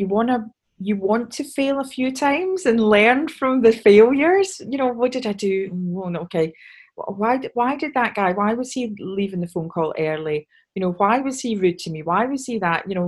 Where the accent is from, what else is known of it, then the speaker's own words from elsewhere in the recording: Scotland, United Kingdom; I'm obviously Scottish